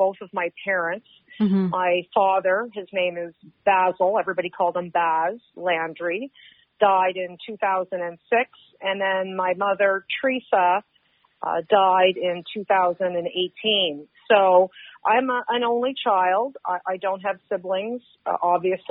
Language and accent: English; Halifax, Nova Scotia, Canada; I grew up in Purcell's Cove, which is a little community just outside the edge of Halifax